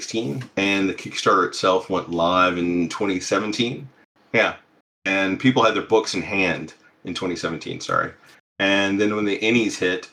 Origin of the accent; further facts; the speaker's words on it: Alabama, United States; growing up in Alabama